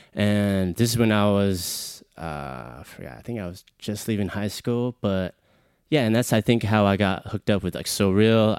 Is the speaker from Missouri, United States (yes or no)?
no; Houston, Texas, United States; I'm from Houston, Texas, born and raised.